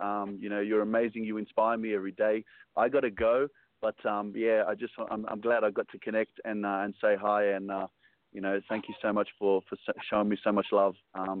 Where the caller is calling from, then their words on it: Kunming, Yunnan, China; I'm calling from Kunming in China.